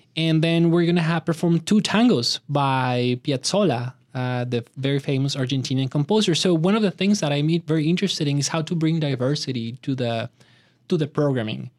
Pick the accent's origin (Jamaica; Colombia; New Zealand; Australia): Colombia; Bogotá, Bogotá Capital District; moved away; Bogota, where I had, uh, the opportunity to grow up